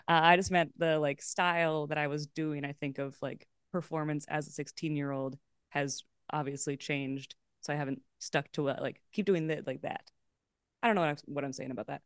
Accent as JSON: {"language": "English", "town": "Los Angeles", "region": "California", "country": "United States", "tie": "born or raised there", "also_born_or_lived": "Boston", "said": "I grew up in Los Feliz and Pasadena"}